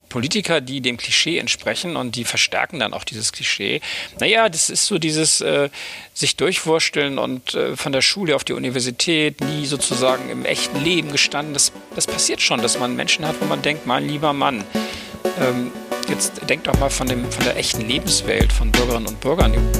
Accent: Oldenburg, Lower Saxony, Germany; moved away as an adult; also born or lived in Bremen / East Frisia; now in Hamburg, Germany; Ich bin geboren in Bremen, also einer anderen Hansestadt, dort ähm, aber nur kurz äh, auch eingeschult worden und dann bin ich aufgewachsen in einer kleineren Stadt in Niedersachsen in Oldenburg

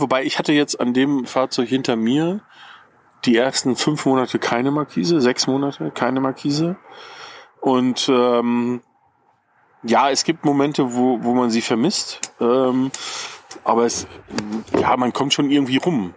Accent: Ruhr area, North Rhine-Westphalia, Germany; now in Bavaria, Germany

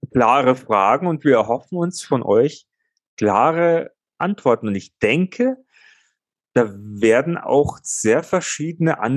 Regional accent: Bavaria, Germany

